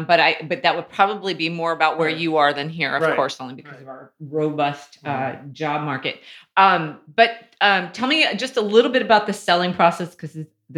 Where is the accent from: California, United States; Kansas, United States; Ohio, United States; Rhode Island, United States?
California, United States; Santa Cruz; I grew up on the West Side